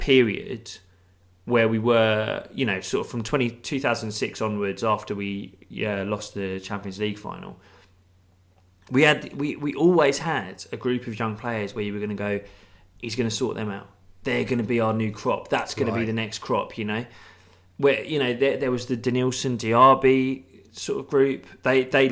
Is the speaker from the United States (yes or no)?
no; United Kingdom; I grew up just outside of North London